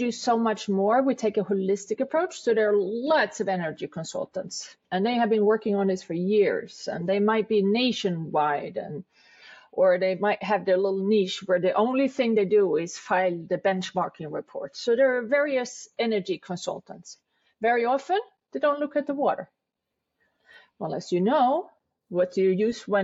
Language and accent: English; Sweden; moved away as an adult; also born or lived in New York City; now in New York, United States; I am from Sweden originally. I moved to New York in 1994.